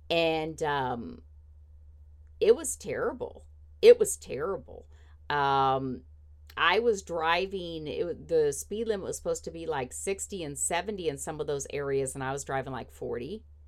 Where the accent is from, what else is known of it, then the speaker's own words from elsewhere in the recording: Indiana, United States; oh, I grew up in Indiana weather, I can drive in the snow